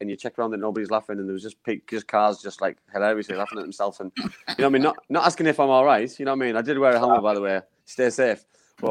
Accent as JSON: {"language": "English", "town": "Middlesbrough", "region": "North East England", "country": "United Kingdom", "tie": "born or raised there", "said": "my history of where I live, Stewart's Park"}